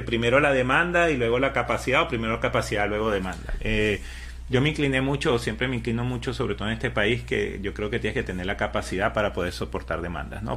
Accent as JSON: {"language": "Spanish", "country": "Venezuela", "moved": "as an adult", "lives_now": "United States", "said": "toda mi vida trabajé en construcción en Venezuela"}